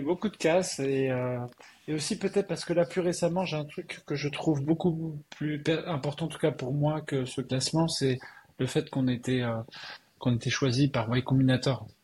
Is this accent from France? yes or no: yes; Strasbourg, Grand Est, France; moved away as an adult; also born or lived in Colmar / Paris / California / Montreal; je suis né à Strasbourg. Euh, j'ai fait euh, une grosse partie de mes études euh, en Alsace.